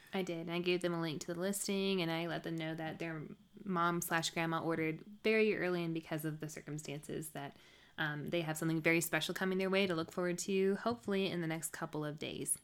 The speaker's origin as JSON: {"language": "English", "region": "the South", "country": "United States", "said": "I'm from the South"}